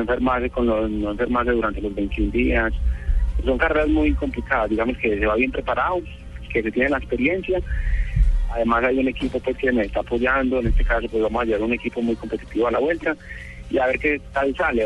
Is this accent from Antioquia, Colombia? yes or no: yes; Paisa, Antioquia, Colombia; accent: paisa; moved away as an adult; also born or lived in Italy; muy, muy, muy paisa. Está, este lo tengo muy pegado. No, 10 años para allá, pero no, no cambia nada